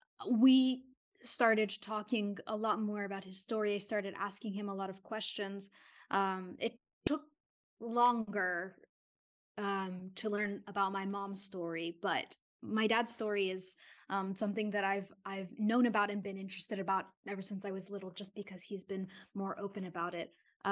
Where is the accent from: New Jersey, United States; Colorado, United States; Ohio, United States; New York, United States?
New York, United States; born there; And I was born there in Queens, New York.